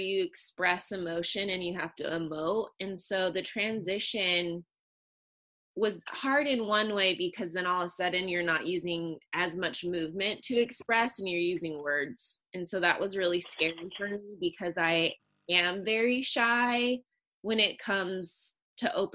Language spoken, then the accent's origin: English; Long Beach, California, United States; I was born in Long Beach, California, so I'm a California native